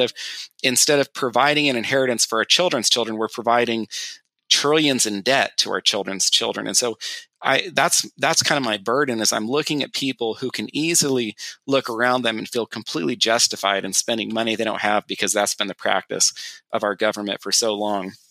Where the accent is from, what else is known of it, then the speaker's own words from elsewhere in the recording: California, United States; moved away; my wife and I grew up in California together